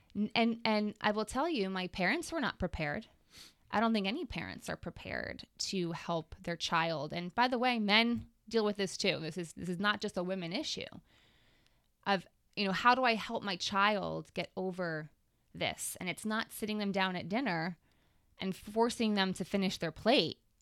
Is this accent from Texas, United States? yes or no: no; Long Island, New York, United States; I grew up on Long Island.